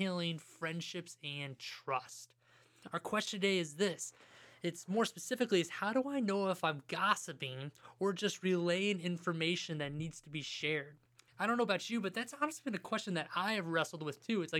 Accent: Ohio, United States; I'm from Ohio

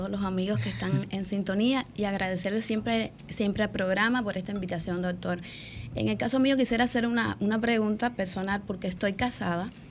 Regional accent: Cuba; moved away; porque llegamos recientemente de Cuba, en Cuba hay una forma de tratarse y aquí hay otra.

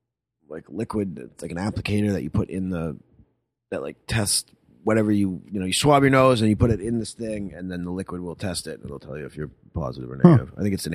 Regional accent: New England, United States; Yeah, well, we're from New England, but before New England had a team, New York was kind of the local team, so he just always rooted for them. Plus, I grew up rooting for them.

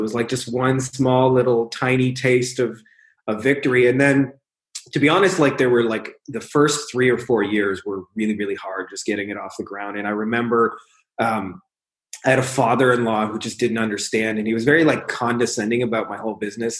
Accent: Windsor, Ontario, Canada; my hometown, Windsor, Ontario, Canada, which is literally like 5 minutes from Detroit.

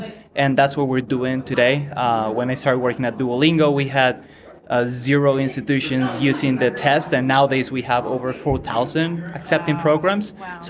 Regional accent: Venezuela; English is a second language; moved away as an adult; also born or lived in San Francisco; now in United States; I was an international student 10 years ago. I'm originally from Venezuela.

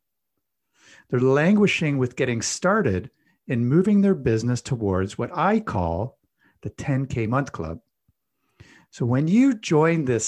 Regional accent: Canada; I'm Canadian

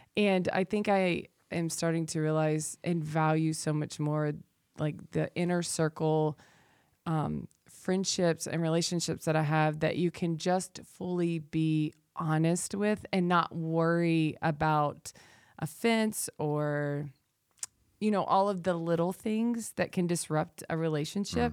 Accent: the South, United States; I'm from the South

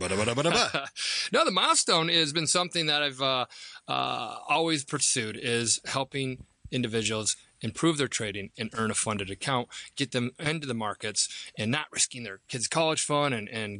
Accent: Nebraska, United States; I'm from Nebraska, so you know, this country kid that always wanted to trade

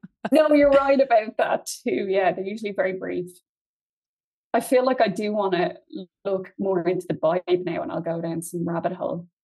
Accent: County Kildare, Ireland; also born or lived in Galway; I'm from Kildare, but my parents aren't. My father's from Galway.

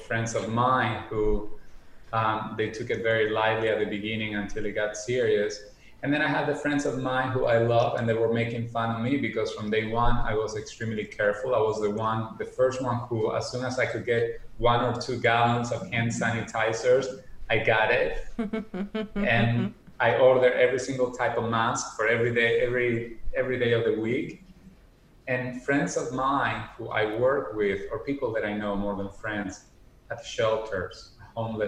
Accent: Argentina; moved away as an adult; also born or lived in Miami, United States / New York, United States; now in United States; I was born and raised in Argentina, and at age 21, I decided to move to the United States

